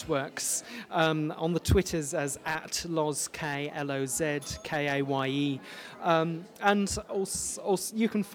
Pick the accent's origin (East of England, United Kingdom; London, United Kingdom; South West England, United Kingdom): South West England, United Kingdom; Plymouth; also born or lived in Denmark; now in Manchester, United Kingdom; I grew up in Plymouth